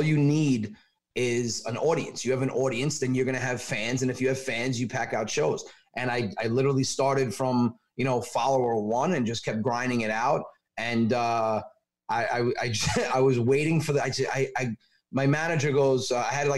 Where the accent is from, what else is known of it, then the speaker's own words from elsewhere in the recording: Westchester, New York, United States; moved away as an adult; now in Long Island, United States; I'm from Westchester